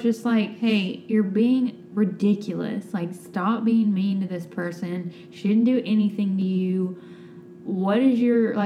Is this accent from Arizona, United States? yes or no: no; Alabama, United States; born or raised there